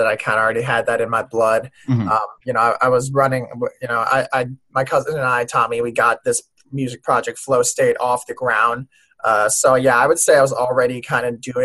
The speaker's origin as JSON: {"language": "English", "town": "Minneapolis", "region": "Minnesota", "country": "United States", "tie": "born or raised there", "also_born_or_lived": "Paris, France", "said": "I grew up around the Minneapolis area in Minnesota"}